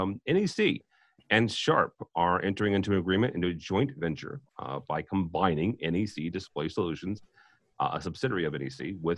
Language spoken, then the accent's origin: English; Midwest, United States; I'm from the Midwest, and I'm pretty simple.